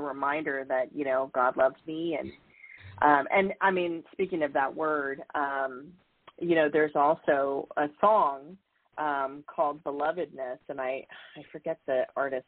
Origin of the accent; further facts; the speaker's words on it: San Diego, California, United States; I grew up in California in San Diego